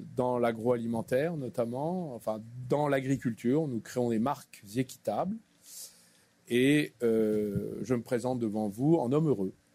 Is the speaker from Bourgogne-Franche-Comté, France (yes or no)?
yes; Clamecy, Bourgogne-Franche-Comté, France; moved away as an adult; also born or lived in Dijon / Paris; je suis né à Clamcy, dans la Nièvre, en 1962.